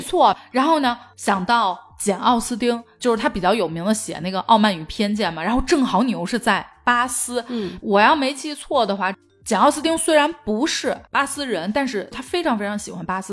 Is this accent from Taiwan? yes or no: no; northern China, China; also born or lived in Guangzhou; now in Beijing, China; 作为一个北方人